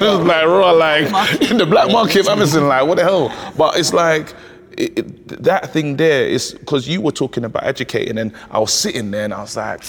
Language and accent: English; United Kingdom; also born or lived in Nigeria (ancestry) / Bromley; I grew up here, but my parents always told me that I'm not English, I'm not British. They said, you're Nigerian.